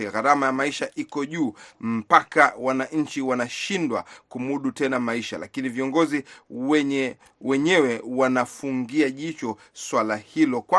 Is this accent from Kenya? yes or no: yes; Coast, Kenya; natokea pwani ya Kenya